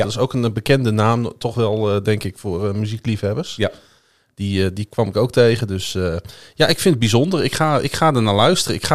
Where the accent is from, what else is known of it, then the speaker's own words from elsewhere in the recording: Netherlands; bij ons als Nederlanders.